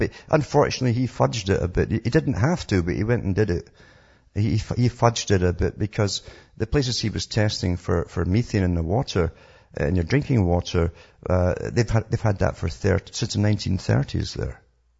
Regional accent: Canada

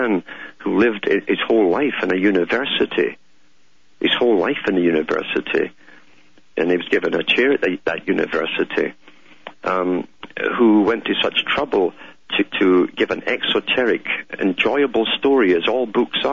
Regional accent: United Kingdom; moved away; I grew up in Britain.

